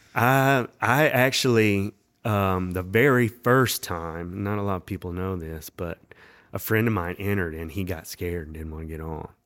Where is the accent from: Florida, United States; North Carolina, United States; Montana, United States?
North Carolina, United States; Winston-Salem; also born or lived in Raleigh; Not originally. I was actually born in Winston-Salem